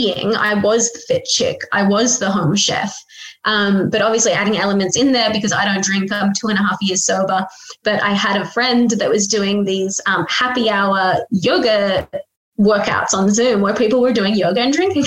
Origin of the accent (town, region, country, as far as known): Australia; born or raised there